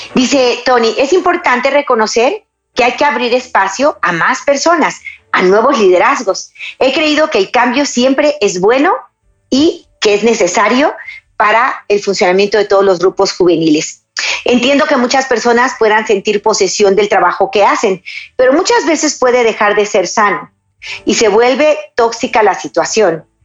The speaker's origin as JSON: {"language": "Spanish", "country": "Mexico", "said": "en mi país, México."}